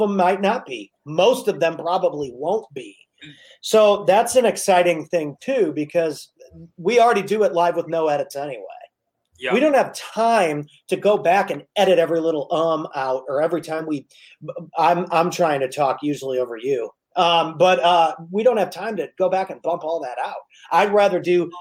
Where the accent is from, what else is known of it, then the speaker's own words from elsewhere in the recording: United States; I'm American